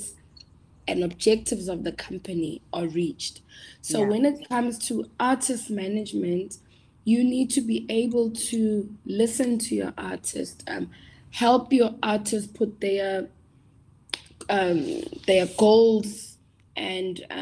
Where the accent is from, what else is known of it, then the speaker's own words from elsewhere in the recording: Tembisa, Gauteng, South Africa; I'm from Tembisa